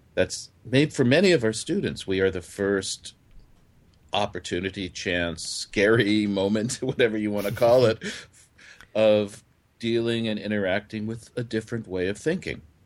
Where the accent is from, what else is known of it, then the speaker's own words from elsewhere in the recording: California, United States; also born or lived in New York; now in Japan; I grew up, I was born in New York, but I grew up in California